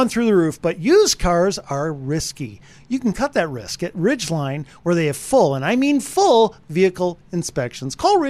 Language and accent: English; Wisconsin, United States; you know where I'm from Wisconsin